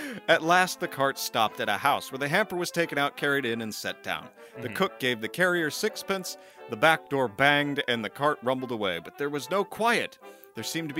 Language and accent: English; United States